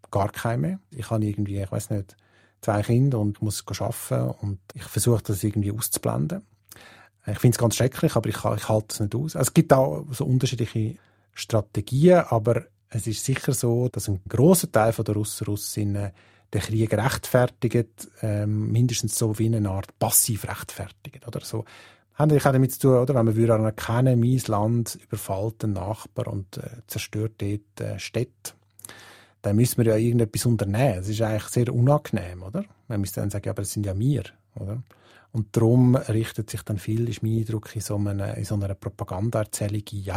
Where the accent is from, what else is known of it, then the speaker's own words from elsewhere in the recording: Switzerland; Das ist etwas, was wir als Schweizer natürlich irgendwie uns gar nicht vorstellen können, oder?